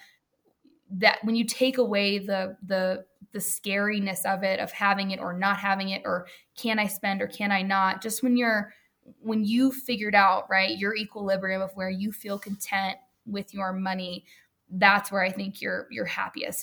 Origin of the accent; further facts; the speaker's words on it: the South, United States; moved away; also born or lived in New York; we're all from the South here